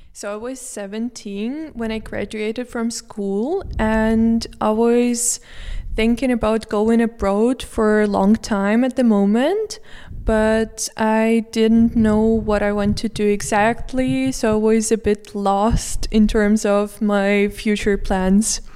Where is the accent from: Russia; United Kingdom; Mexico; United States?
Russia; Moscow; moved away as an adult; now in Vienna, Austria; I'm from Moscow